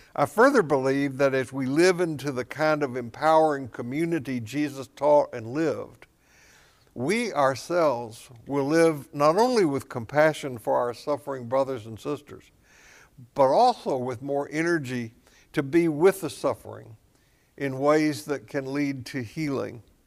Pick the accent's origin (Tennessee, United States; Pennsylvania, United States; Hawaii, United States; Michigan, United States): Tennessee, United States; I grew up in Tennessee, south of Kentucky, where, uh, Mammoth Cave is